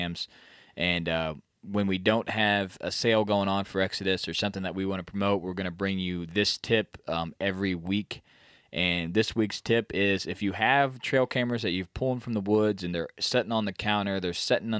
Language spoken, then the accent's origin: English; Midwest, United States; We're from the Midwest